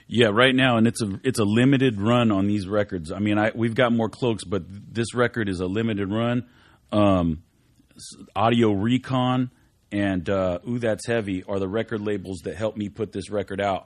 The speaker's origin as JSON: {"language": "English", "town": "Whittier", "region": "California", "country": "United States", "said": "We're all from Whittier"}